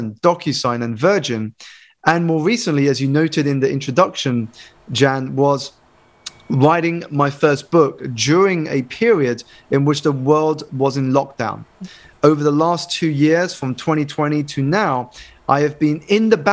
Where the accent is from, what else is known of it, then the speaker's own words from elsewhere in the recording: United Kingdom; I was born in the United Kingdom to Malaysian Chinese parents, and I was one of only a handful of Asian students in my school.